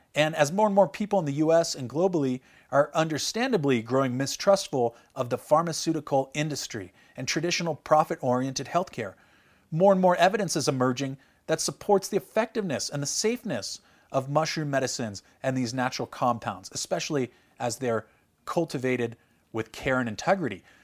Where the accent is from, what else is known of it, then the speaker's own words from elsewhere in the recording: California, United States; Growing up in California